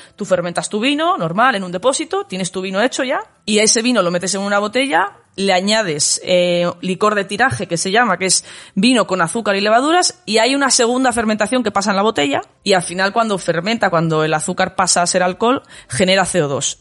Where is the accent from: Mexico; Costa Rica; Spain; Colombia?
Spain; Valladolid, Castile and León; yo, oye, de Valladolid